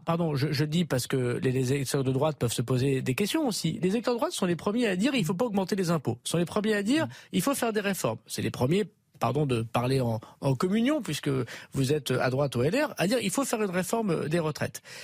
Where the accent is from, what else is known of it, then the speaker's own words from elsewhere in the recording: Nord, Hauts-de-France, France; chez moi dans le Nord. Parce que je reviens euh, dans le Nord le week-end